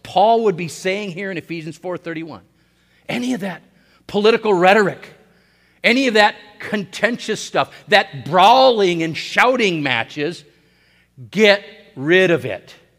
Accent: Hibbing, Minnesota, United States; I was born in Hibbing, Minnesota, in Saint Louis County on May fourth, nineteen sixty

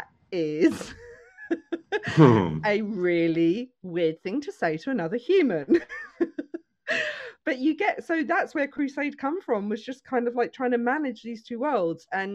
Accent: United Kingdom; now in Milton Keynes, United Kingdom; growing up in the UK

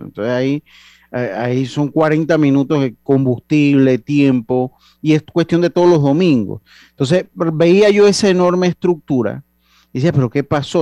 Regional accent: Panama; somos panameños.

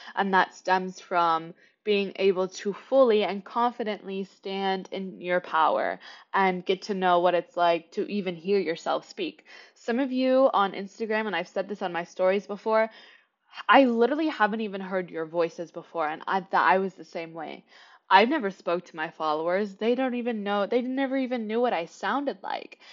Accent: Kansas City, Kansas, United States; moved away as an adult; now in New York City, United States; I was born and raised in Kansas City, Kansas, not Missouri

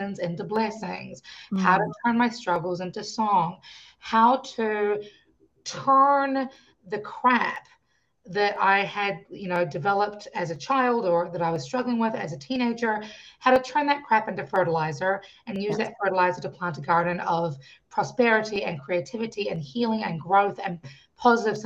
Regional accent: New Zealand; I grew up in New Zealand. I was born in New Zealand

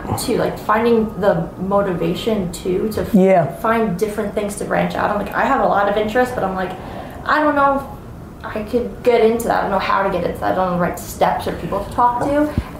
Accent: New York City, New York, United States; So I was born and raised in Brooklyn, New York.

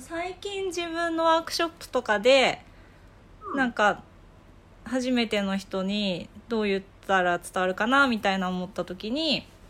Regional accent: Kanazawa, Ishikawa, Japan; moved away as an adult; now in Tokyo, Japan; 出身は金沢なんだけど、えっと、大学生から東京に出てきて

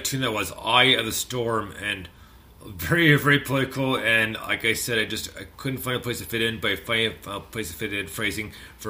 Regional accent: Canada; I am Canadian

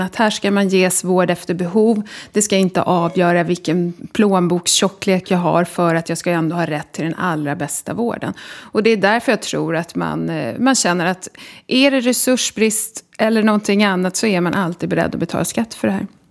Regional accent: Solna, Stockholm County, Sweden; also born or lived in Sundbyberg; Jag är född i Stockholm och uppvuxen i Solna

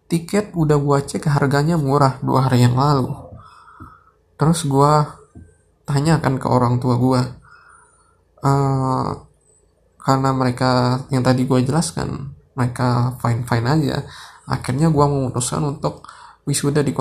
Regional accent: Sumatra, Indonesia; padahal kalau dari tempat gua dari Jakarta eh dari Bandara Jakarta Soekarno Hatta ke tempat gua di Sumatera itu biasanya 600 ribu

